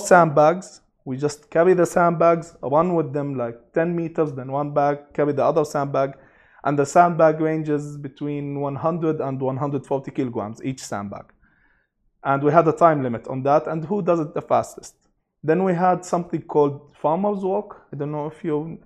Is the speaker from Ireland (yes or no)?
no; Abu Dhabi, United Arab Emirates; also born or lived in Sharjah; now in Dubai, United Arab Emirates; I was born and raised in Abu Dhabi